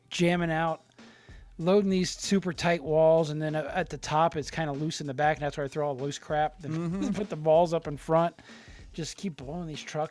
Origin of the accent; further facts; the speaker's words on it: Chicago, Illinois, United States; We grew up in Chicago, South Side